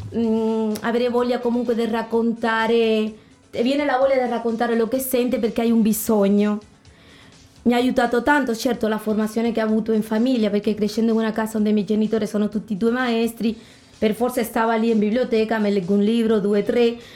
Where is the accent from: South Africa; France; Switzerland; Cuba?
Cuba; Sancti Spíritus; now in Italy; Dopo da noi è molto famosa Trinidad, la città romantica che è stupenda, molto coloniale, bellissimo. E il mio paesino, dove abito io, è molto famoso perché ci sono i laghi di Mayahiwa